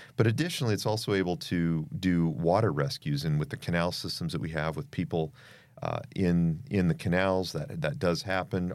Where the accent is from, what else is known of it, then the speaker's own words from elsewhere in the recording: Boise, Idaho, United States; moved away as an adult; also born or lived in Tucson, Arizona; I was born in Boise, Idaho, um, and have spent a lot of my youth back and forth in the state of Idaho